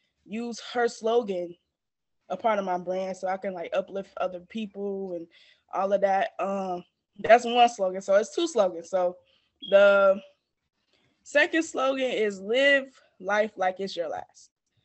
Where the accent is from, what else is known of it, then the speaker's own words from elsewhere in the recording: Markham, Illinois, United States; I am from the suburbs of Chicago. So I grew up in Markham, Illinois